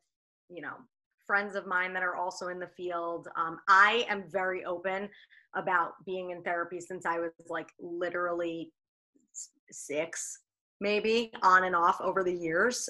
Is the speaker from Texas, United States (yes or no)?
no; Long Island, New York, United States; accent: Long Island; now in Amherst, United States; my Long Island accent comes out on like certain words